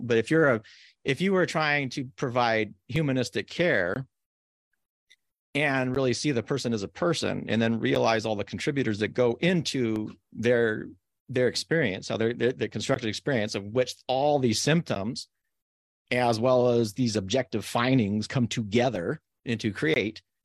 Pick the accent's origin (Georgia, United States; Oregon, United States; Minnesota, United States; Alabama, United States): Oregon, United States; Corvallis; you grew up where I grew up in Corvallis, where it's like relatively one of the safest places